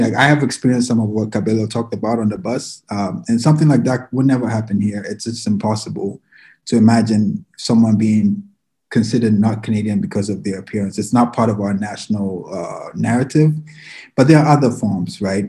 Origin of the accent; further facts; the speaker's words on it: Ghana; moved away; I'm from Ghana, I'm an immigrant.